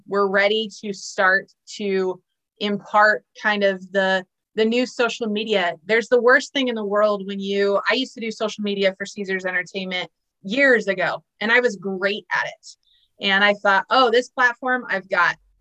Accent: San Diego, California, United States; moved away as an adult; now in Iowa, United States; I'm originally from San Diego

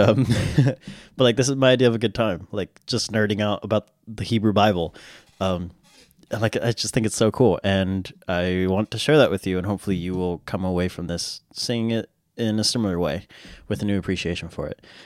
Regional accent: United States; I'm an American

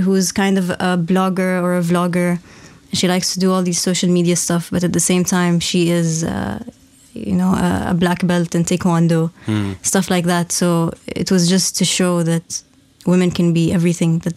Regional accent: Oman; also born or lived in Nizwa, Oman / Muscat, Oman; growing up in Oman and going to government school also. I lived in Nizwa from grade 7 to grade 12

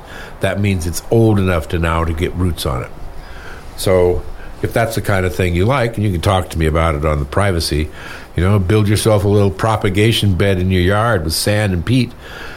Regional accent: California, United States; born or raised there; moved away

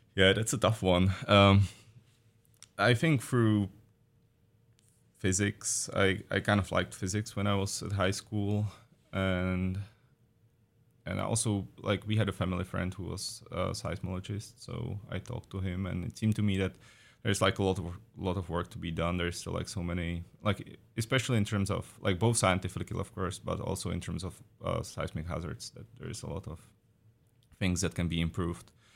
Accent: Czechia; moved away as an adult; also born or lived in Prague, Czech Republic; now in Oregon, United States; I am from the Czech Republic originally, so I did my undergrad and master's, too, in Prague at Charles University

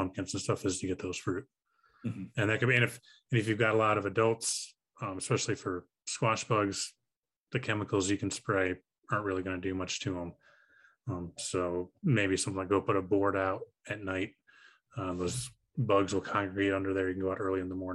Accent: Chicago, Illinois, United States; I'm from the Chicago area

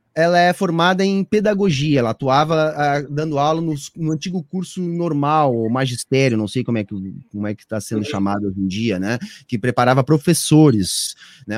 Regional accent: Osório, Rio Grande do Sul, Brazil; also born or lived in Porto Alegre; eu sou natural de Porto Alegre

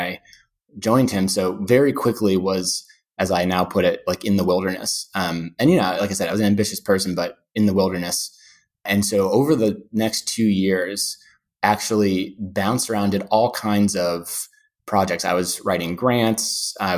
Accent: Pittsburgh, Pennsylvania, United States; moved away as an adult; also born or lived in Vermont / Sweden / Colorado / New York; now in Pelham, United States; born and raised in Pittsburgh, Pennsylvania

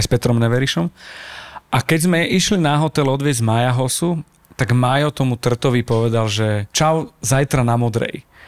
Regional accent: Slovakia; sme zo Slovenska

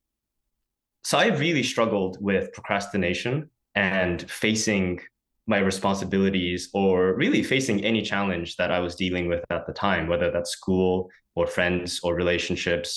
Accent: San Francisco, California, United States; moved away as an adult; born and raised in San Francisco

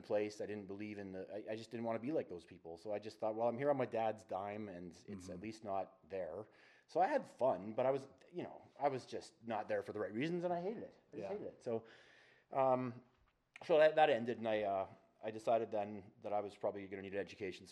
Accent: Strathmore, Alberta, Canada; also born or lived in Calgary; moved to Calgary when I was 17, out of a small town I grew up in Strathmore

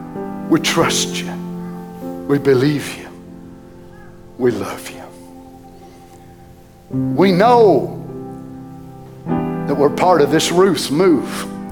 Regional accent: United States; As an American

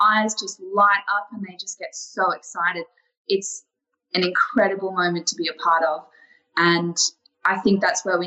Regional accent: Adelaide, South Australia, Australia; also born or lived in Gold Coast; now in Lady Elliot Island, Australia; I'm originally from Adelaide, and now I'm living and working on the Great Barrier Reef

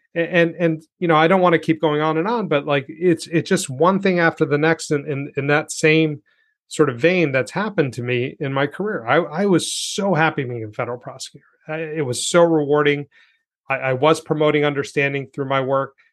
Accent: New York City, New York, United States; I was born here. Like, I'm an American

